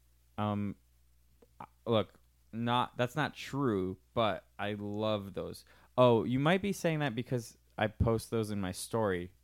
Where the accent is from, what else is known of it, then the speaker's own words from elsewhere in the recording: Miami, Florida, United States; first language Spanish; English is a second language; I'm from Miami.